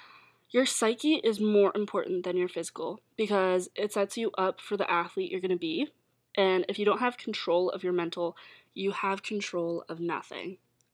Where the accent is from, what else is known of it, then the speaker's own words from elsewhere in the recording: Calgary, Alberta, Canada; Ontario is where I moved to. I was moving from Alberta, and in Calgary, it was a lot more laid back and chill with the rules and restrictions for COVID.